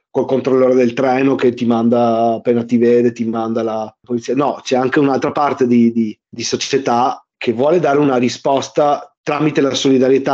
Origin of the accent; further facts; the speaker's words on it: Verona, Veneto, Italy; col gruppo scout del quartiere dove vivono i miei genitori, nel quale io sono cresciuto a Verona